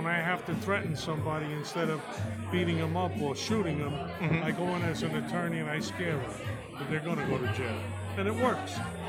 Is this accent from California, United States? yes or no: no; New York City, New York, United States; I grew up in East New York, Brooklyn, where, you know, John Gotti grew up